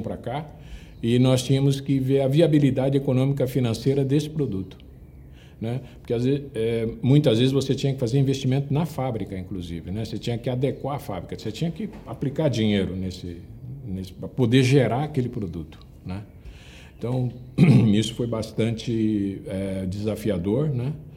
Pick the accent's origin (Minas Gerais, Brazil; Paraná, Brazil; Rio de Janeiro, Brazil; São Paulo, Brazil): São Paulo, Brazil; Andradina; moved away as an adult; now in São Paulo, Brazil; passei minha infância, como disse, na minha cidade natal, em Andradina, né, interior de São Paulo